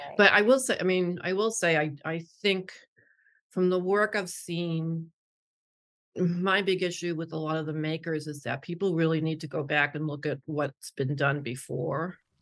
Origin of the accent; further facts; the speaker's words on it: Boston, Massachusetts, United States; moved away as an adult; also born or lived in Los Angeles; I'm originally from Boston